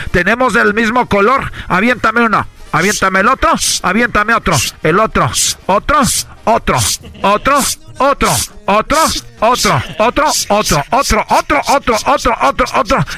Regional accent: Mexico; como buenos mexicanos, {S5} necesitamos. pero, pero {S7} como buen mexicano mexicano, tenemos aquí

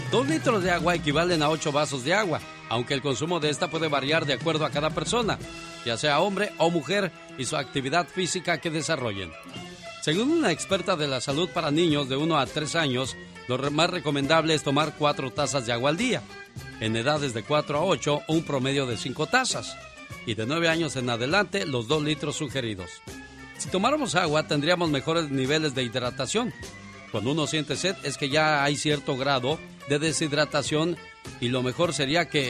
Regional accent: Colima, Mexico; Un día salí de Colima, pero Colima nunca salió de mí.

